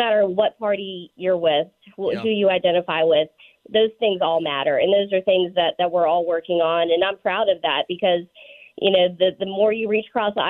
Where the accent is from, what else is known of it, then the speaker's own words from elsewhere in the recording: Sussex County, Virginia, United States; I grew up in Sussex County